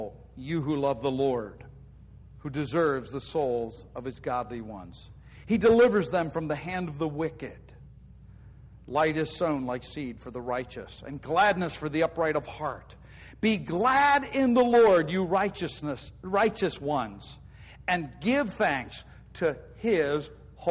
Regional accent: United States; I'm an American citizen.

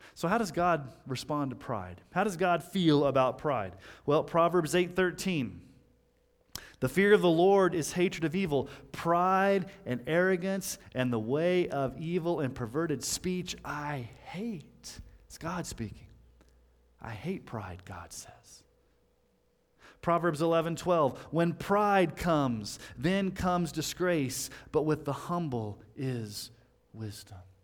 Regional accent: United States; us Americans

